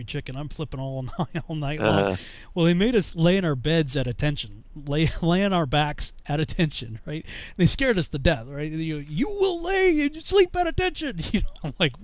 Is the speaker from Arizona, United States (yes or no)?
no; Massachusetts, United States; moved away as an adult; I'm from Massachusetts